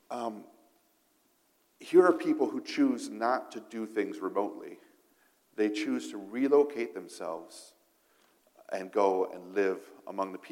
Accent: Niger; I, I, can't speak for other countries because I grew up in Africa, but in, in Niger, uh, this, the state language is French, right?

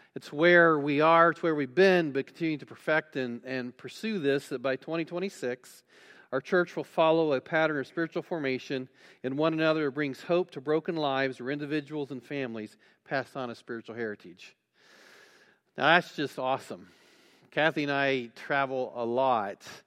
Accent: West Alexandria, Ohio, United States; I grew up in West Alexandria, Ohio, if you know where that is, and went to Twin Valley South High School

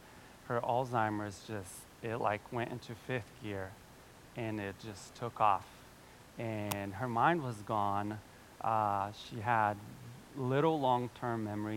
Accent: Brazil; now in Cincinnati, United States; I'm from Brazil, my whole family's there

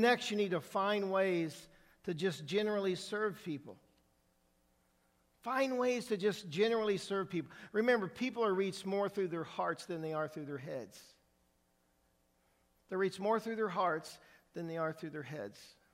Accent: Indiana, United States; moved away; I am from Indiana

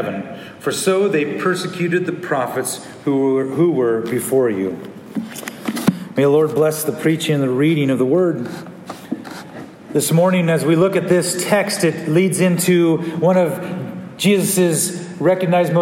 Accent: California, United States; growing up in California

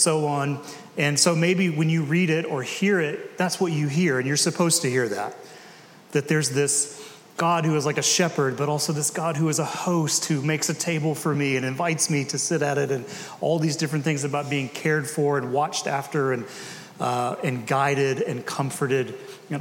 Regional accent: Decatur, United States; I grew up in Decatur

